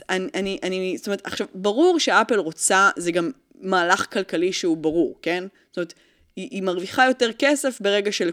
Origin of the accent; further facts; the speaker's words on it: France; אני צרפתי, וכל מה שמשתמע מכך.